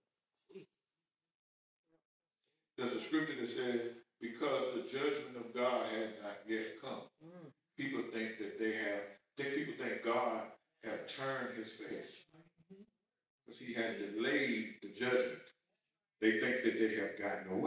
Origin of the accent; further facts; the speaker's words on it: United States; we're American